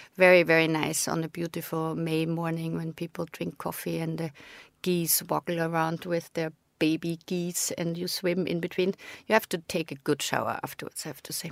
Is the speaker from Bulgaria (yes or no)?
no; Austria; in Austria, where I'm from